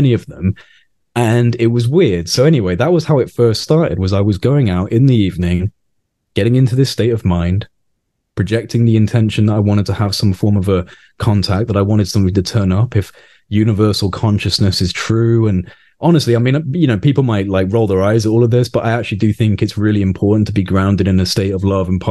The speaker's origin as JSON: {"language": "English", "region": "Wales", "country": "United Kingdom", "tie": "born or raised there", "moved": "yes", "lives_now": "Nottingham, United Kingdom", "said": "I don't live in Wales anymore. I grew up in Wales, but I don't live there now"}